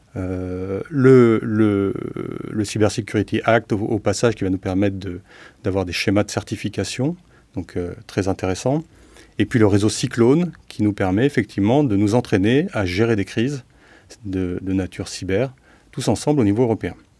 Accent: France; on est français

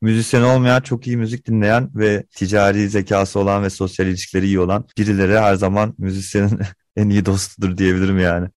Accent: Mersin, Turkey; ben İstanbul dışında büyüdüm, Mersin'de büyüdüm

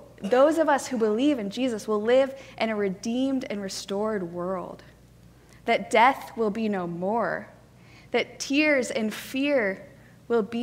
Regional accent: Colorado, United States; now in Atlanta, United States; I grew up in Colorado, which is where my parents still live.

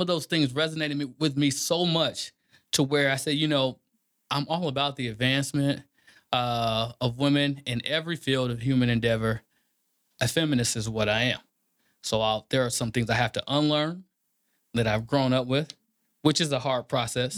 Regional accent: Kansas City, Kansas, United States; moved away as an adult; also born or lived in St. Louis, Missouri; now in Texas, United States; I'm from Kansas City, Kansas. Born and raised, live on both sides of Missouri

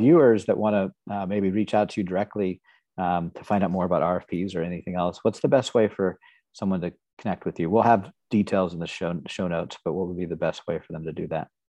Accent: Nebraska, United States; moved away as an adult; also born or lived in Houston, Texas / Tulsa, Oklahoma / Kansas City; I grew up in Nebraska for the most part.

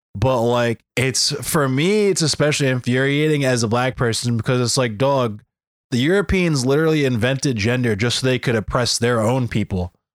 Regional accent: Baltimore, Maryland, United States; I'm from Baltimore.

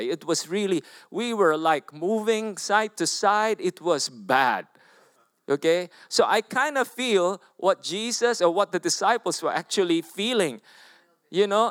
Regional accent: Philippines; I'm from the Philippines

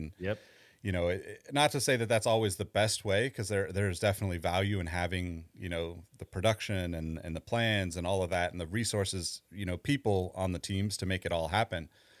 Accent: California, United States; You know, I'm from California. I'm kind of one of those diehard California people that's likely never leaving.

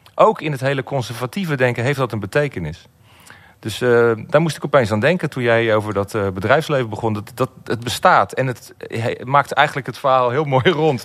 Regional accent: Netherlands; als Nederlanders

